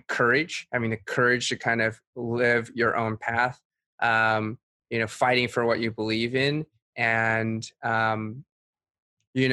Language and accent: English; a suburb of Boston, Massachusetts, United States; moved away as an adult; also born or lived in Suzhou, China / San Francisco Bay Area / New York; now in Brooklyn, United States; I was born in Suzhou, China. I moved to the United States when I was 3 years old. I grew up in a suburb of Boston and spent most of my childhood there